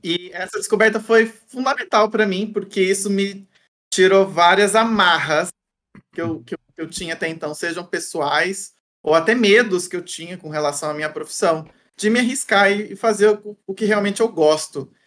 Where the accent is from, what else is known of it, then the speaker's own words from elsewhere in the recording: Santa Cruz do Rio Pardo, São Paulo, Brazil; moved away as an adult; also born or lived in Viçosa, Minas Gerais; now in São Paulo, Brazil; Minha cidade natal chama Santa Cruz do Rio Pardo, que é interior de São Paulo.